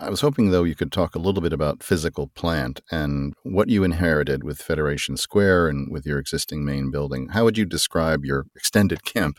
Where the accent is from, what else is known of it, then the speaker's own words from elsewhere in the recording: United States; also born or lived in Canada; as an American